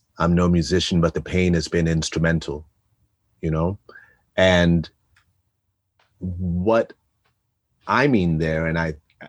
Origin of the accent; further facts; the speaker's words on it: New York, United States; I grew up in New York in the 80s